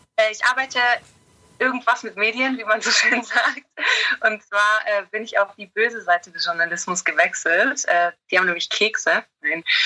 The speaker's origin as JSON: {"language": "German", "country": "Germany", "moved": "yes", "lives_now": "England", "said": "Ich als Deutsche"}